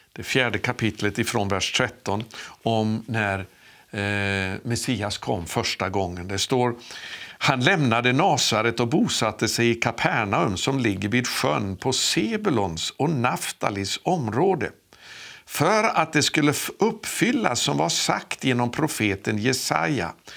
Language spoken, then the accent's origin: Swedish; Sweden; moved away; also born or lived in St. Louis, Missouri, United States; jag skulle återvända till Sverige